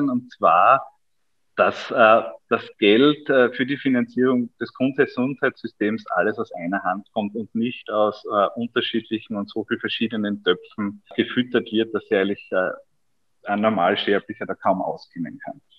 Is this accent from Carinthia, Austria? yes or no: no; Styria, Austria; ich komme aus der Obersteiermark und es ist halt dann schon ganz was Besonderes